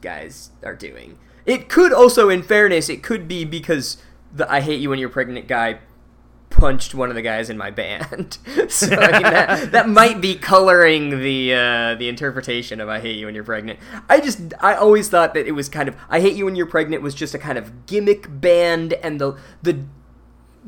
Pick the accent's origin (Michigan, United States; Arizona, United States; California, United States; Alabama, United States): Arizona, United States; Phoenix; we're from Phoenix